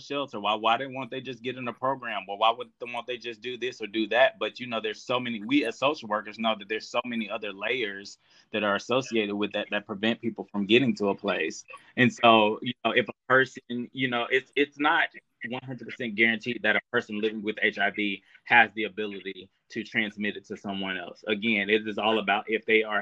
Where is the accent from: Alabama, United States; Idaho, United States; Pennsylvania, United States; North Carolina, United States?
Alabama, United States; moved away; I go home. I'm from Alabama. I go home and I still have family members